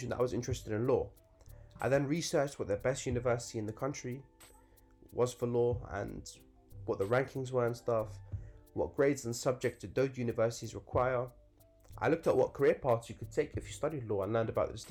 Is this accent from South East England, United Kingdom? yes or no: no; Northolt, London, United Kingdom; growing up in Northolt